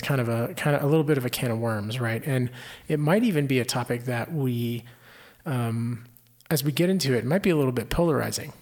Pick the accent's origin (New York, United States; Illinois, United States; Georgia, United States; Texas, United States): Texas, United States; Houston; I grew up in the Houston area